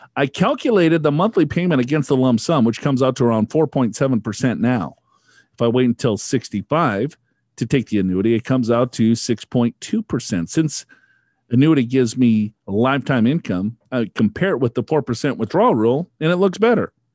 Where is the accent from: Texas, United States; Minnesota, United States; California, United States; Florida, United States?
Minnesota, United States; I am from Minnesota